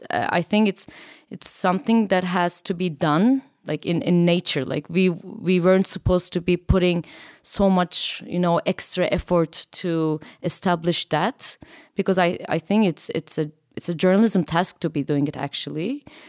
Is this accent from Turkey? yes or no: yes; Turkey; I'm from Turkey